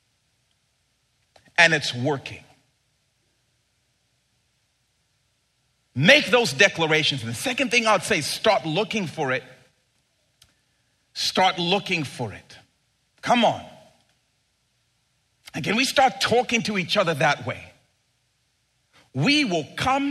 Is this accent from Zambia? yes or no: yes; Zambia; as a boy growing up in Zambia